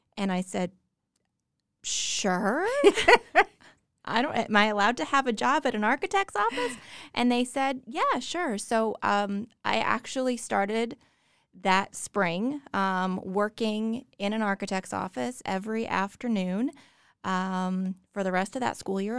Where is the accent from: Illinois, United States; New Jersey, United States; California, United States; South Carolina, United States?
New Jersey, United States; I grew up in New Jersey